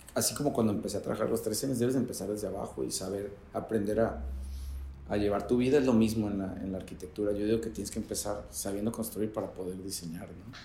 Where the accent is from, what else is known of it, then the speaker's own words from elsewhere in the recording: Tijuana, Baja California, Mexico; Soy originario de Tijuana, crecí en Playas. Ahí en Playas de Tijuana